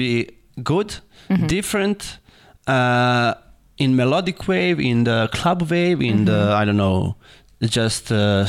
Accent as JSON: {"language": "English", "country": "Serbia", "said": "we are from Serbia"}